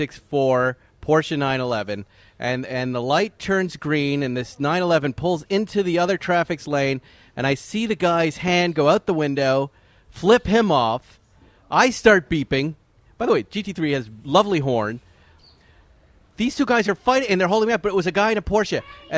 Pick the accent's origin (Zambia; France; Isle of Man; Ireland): Ireland; I'm an Irishman myself.